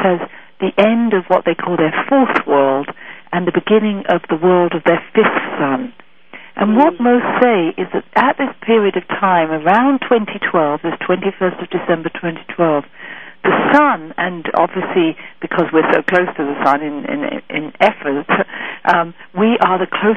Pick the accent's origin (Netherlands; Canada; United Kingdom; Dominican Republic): United Kingdom; England; moved away as an adult; now in San Francisco, United States; I am definitely from England, not for so long. I've only been over here for about 6 years now.